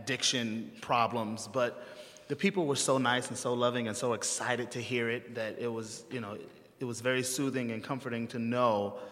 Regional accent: United States; an American opera singer

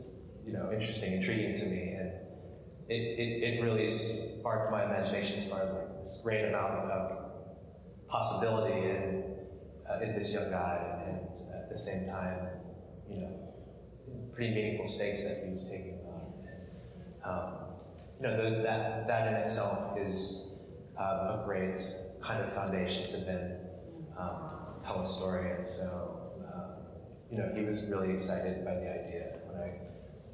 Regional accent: New Jersey, United States; I grew up in New Jersey

